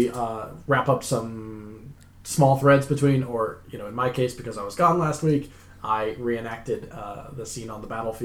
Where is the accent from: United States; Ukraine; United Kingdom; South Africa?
United Kingdom; Scotland; I'm actually Scottish